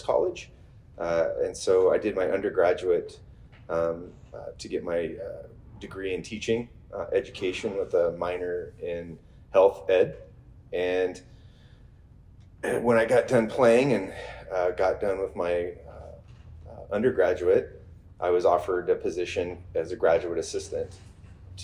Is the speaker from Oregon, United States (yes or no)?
yes; McMinnville, Oregon, United States; I grew up in McMinnville, Oregon, which for all intents and purposes makes me a little bit of a unicorn in the Oregon wine business